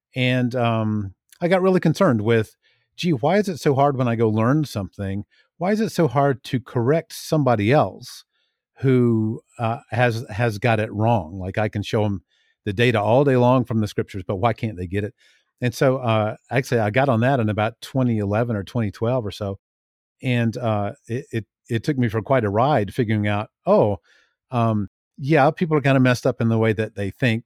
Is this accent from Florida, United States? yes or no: yes; Tallahassee, Florida, United States; now in Billings, United States; I'm from Tallahassee, Florida, and I currently live near Billings, Montana